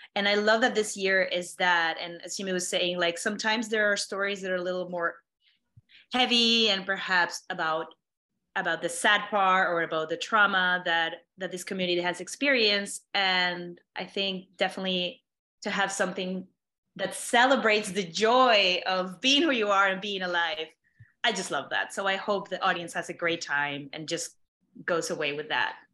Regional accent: Mexico; now in New York, United States; I'm, I'm from Mexico

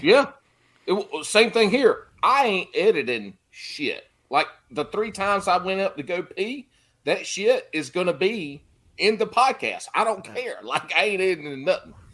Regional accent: the Carolinas, United States; I'm from the Carolinas.

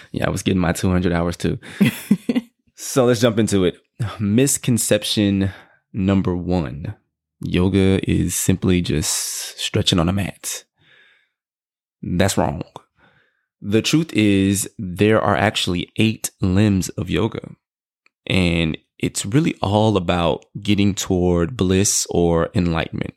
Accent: Houston, Texas, United States; I'm from Houston, Texas

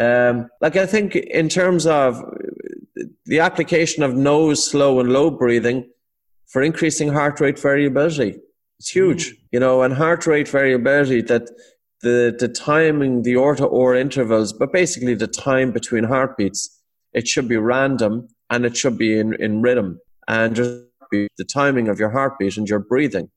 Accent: Ireland; Irish Irish people

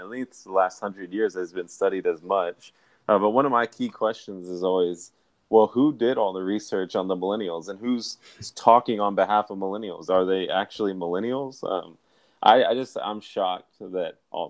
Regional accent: Dallas, Texas, United States; I'm from Dallas, Texas

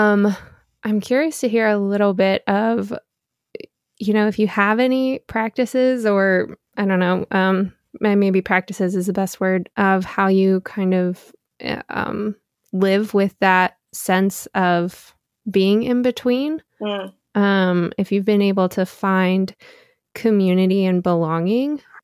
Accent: Beaufort, North Carolina, United States; born or raised there; moved away as an adult; now in New York, United States

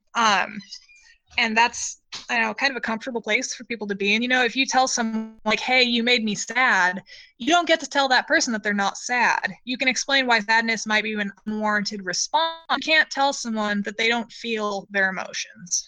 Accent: Western Washington, United States; I grew up in Western Washington

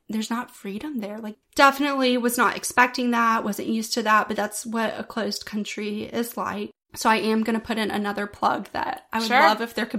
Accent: the South, United States; Growing up in the South my entire life, right in the Bible Belt

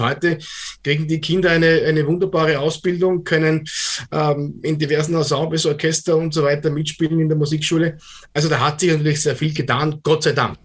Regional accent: Austria; bei uns in Österreich

